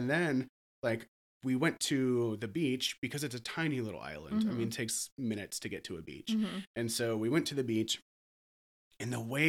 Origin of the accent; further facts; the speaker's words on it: Slapout, Alabama, United States; also born or lived in Japan; That's the really the town. Like, if anyone knows, like Slapout, Alabama, Slapout, Alabama.